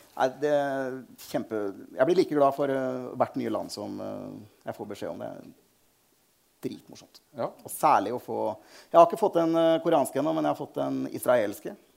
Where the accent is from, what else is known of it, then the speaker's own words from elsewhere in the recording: Fredrikstad, Østfold, Norway; jeg vokste opp i Anton Brekkes vei.